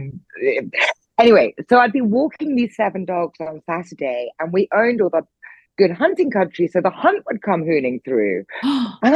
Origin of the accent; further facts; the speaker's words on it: Norfolk, East of England, United Kingdom; now in London, United Kingdom; I grew up in Norfolk. I now live in London.